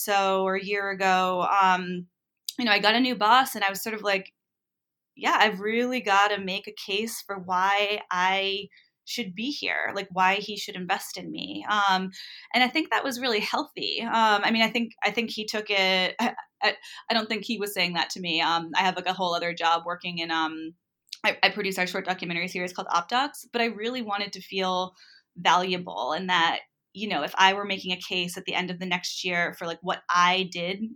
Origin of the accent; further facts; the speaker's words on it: New England, Rhode Island, United States; I grew up in New England and in Rhode Island